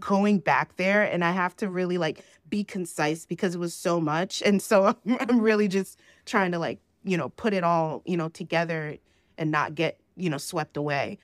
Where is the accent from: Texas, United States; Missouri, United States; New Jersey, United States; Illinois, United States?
New Jersey, United States; moved away as an adult; now in Georgia, United States; So I was born in New Jersey, and I moved back to, I moved to Georgia